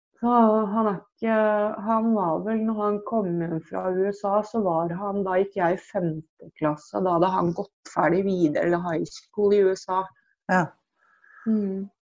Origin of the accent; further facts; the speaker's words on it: Drammen, Buskerud, Norway; jeg vokste opp på Fjell i Drammen sammen med mamma og to brødre